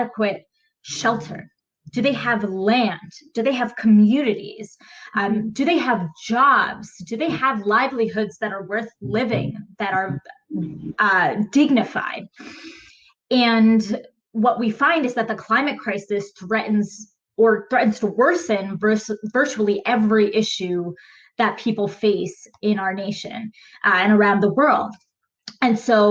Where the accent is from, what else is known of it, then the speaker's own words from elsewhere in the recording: United States; I was born and raised in America.